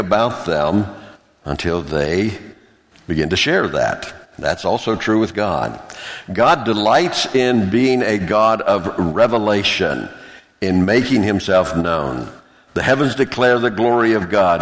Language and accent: English; the South, United States; where I grew up in the South